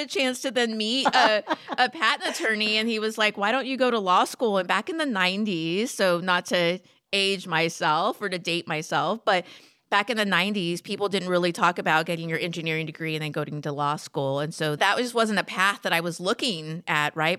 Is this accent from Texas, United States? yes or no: yes; McAllen, Texas, United States; also born or lived in San Antonio; I grew up in South Texas. I'm originally from McAllen.